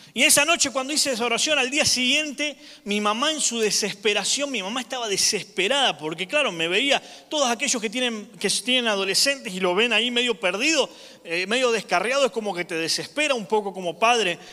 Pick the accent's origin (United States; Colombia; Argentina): Argentina; moved away; yo soy de Argentina